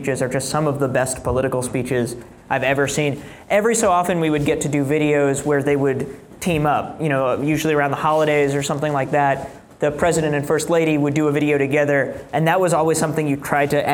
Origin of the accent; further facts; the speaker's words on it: New York City, New York, United States; I grew up in New York City